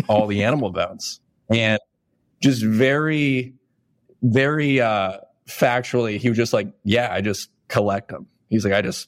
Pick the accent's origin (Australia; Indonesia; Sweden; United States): United States; Elyria, Ohio; my hometown, Elyria, Ohio.